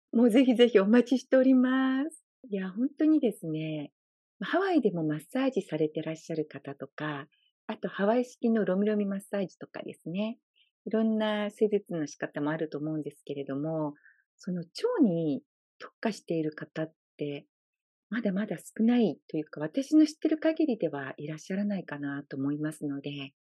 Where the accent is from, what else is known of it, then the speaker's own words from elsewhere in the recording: Japan; moved away as an adult; now in Hawaii, United States; 私みたいに日本から移住してきている日本人の方